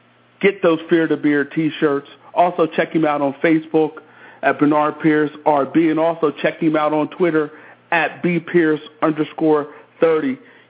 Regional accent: Philadelphia, Pennsylvania, United States; moved away; also born or lived in Connecticut; I grew up in the Philadelphia area myself.

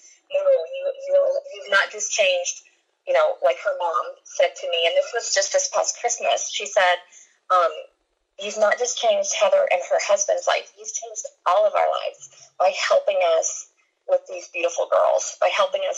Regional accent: Kentucky, United States; moved away; I'm from Kentucky

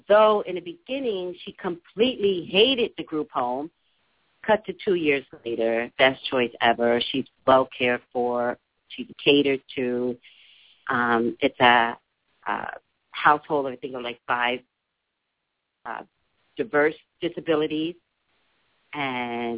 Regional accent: New York City, New York, United States; now in California, United States; I'm from New York, native New Yorker

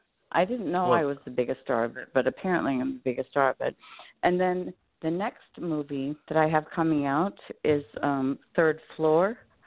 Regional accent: La Honda, California, United States; I grew up in California in La Honda, and a little town up there.

